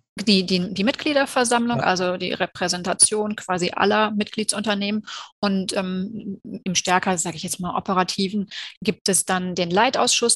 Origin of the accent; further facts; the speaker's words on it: Cologne, North Rhine-Westphalia, Germany; bin ich in Köln geboren, ich lebe in Köln und ich arbeite in Köln